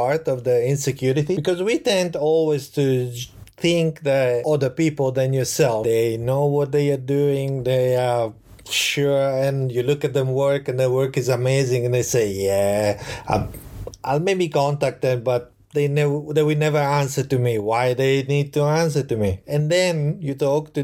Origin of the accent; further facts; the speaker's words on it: Florence, Tuscany, Italy; English is a second language; moved away as an adult; now in Tokyo, Japan; I grew up in Florence, in Italy.